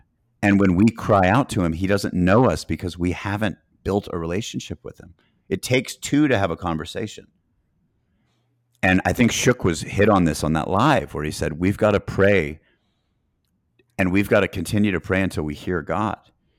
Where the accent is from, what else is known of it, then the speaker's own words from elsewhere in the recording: Boston, Massachusetts, United States; also born or lived in Chattanooga, Tennessee / Greenville, South Carolina / Knoxville, Tennessee / Atlanta, Georgia; I was born in Chattanooga, but I lived in Boston, Massachusetts as a kid, then Greenville, South Carolina, then Knoxville, Tennessee. And then I lived in Atlanta before going in the Marines